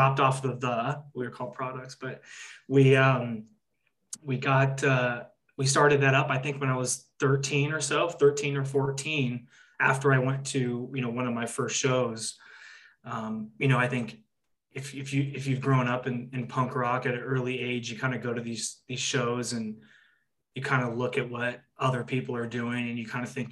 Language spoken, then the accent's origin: English; Orange County, California, United States; I grew up in Orange County, California